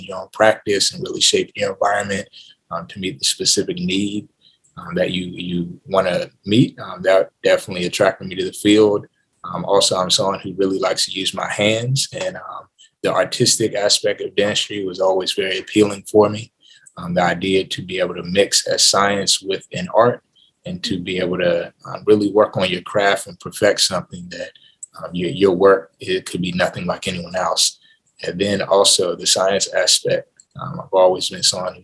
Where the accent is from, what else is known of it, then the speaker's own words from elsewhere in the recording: Accokeek, Maryland, United States; moved away; I'm originally from Accokeek, Maryland, which is a city right outside of Washington, D.C.